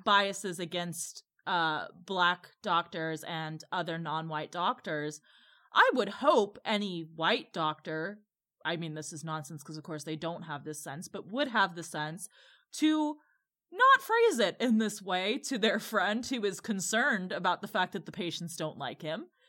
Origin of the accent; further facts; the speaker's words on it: Midwest, United States; a Midwesterner who is also white